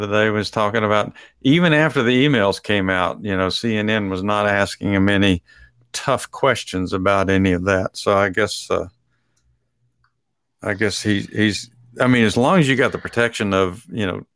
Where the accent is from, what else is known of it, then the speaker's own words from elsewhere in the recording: Texas, United States; growing up in Texas.